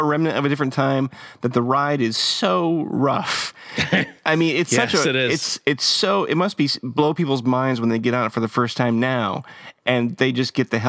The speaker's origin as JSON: {"language": "English", "region": "East Coast", "country": "United States", "tie": "born or raised there", "said": "I grew up on the East Coast."}